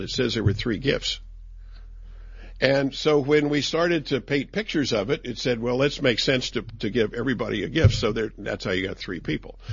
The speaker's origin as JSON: {"language": "English", "region": "West Virginia", "country": "United States", "said": "I'm from West Virginia"}